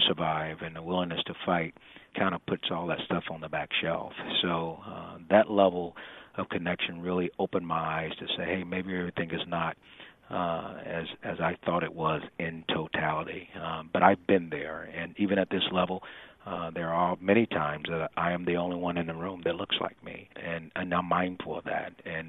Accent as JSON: {"language": "English", "region": "the South", "country": "United States", "tie": "born or raised there", "moved": "as an adult", "said": "growing up in the South, I came into the Navy with my perceptions of people, and it was based off, you know, how I was raised and experiences that I had."}